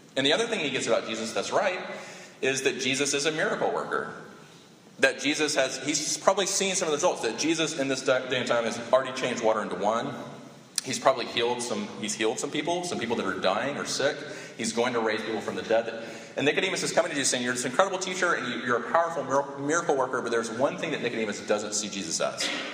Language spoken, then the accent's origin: English; Sumter, South Carolina, United States; I grew up in Sumter